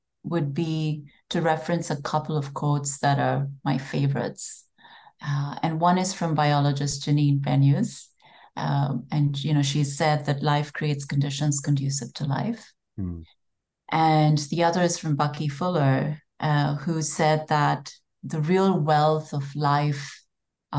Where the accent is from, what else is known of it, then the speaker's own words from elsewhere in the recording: India; moved away as an adult; So I grew up in India